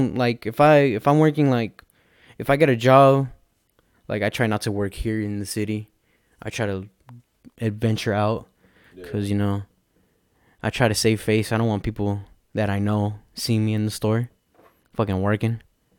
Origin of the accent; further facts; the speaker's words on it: Perris, California, United States; also born or lived in Riverside, California; I was born in Riverside, lived here my whole life, lived in the fucking apartments behind the McDonald's, and then moved into the house that I live now. Those are the only two places I've known.